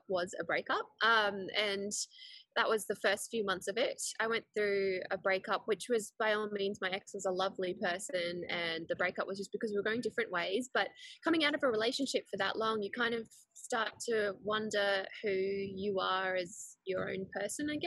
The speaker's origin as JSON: {"language": "English", "country": "Switzerland", "tie": "born or raised there", "moved": "yes", "lives_now": "Gold Coast, Australia", "said": "I was born in Switzerland, but my dad is Swedish and my mum's Chinese"}